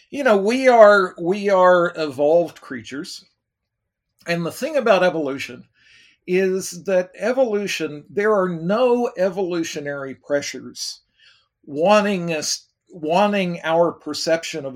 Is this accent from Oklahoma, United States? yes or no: yes; Oklahoma City, Oklahoma, United States; moved away; I was raised in Oklahoma, Oklahoma City